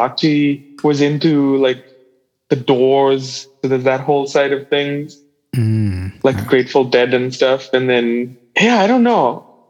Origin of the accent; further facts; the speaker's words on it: Calcutta, West Bengal, India; I think specifically when I grew up, there was, there's a music scene and there's all the musicians that are very closely tied together